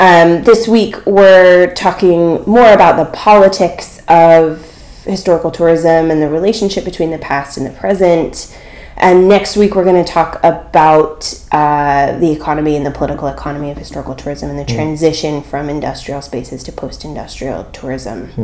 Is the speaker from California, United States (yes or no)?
yes; California, United States; also born or lived in New York; we're from California